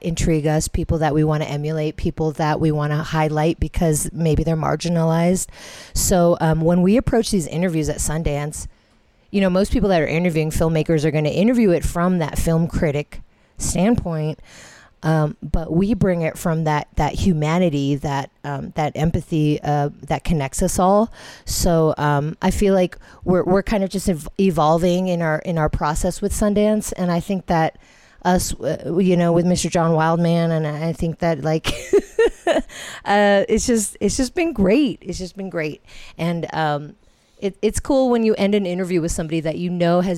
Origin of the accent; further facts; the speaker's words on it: Philippines; we're Filipino